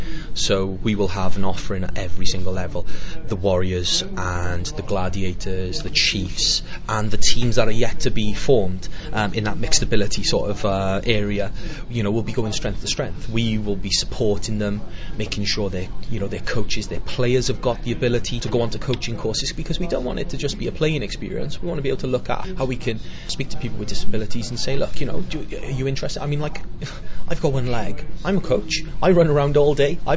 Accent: Wales, United Kingdom; We're Welsh

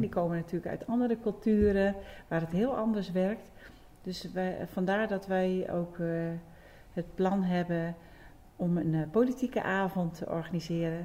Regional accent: Netherlands; geboren en getogen in Beden.

